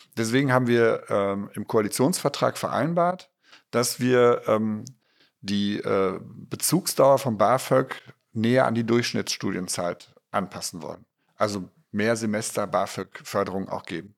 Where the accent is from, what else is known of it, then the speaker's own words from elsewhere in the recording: Ruhr area, North Rhine-Westphalia, Germany; meine Heimat, das Ruhrgebiet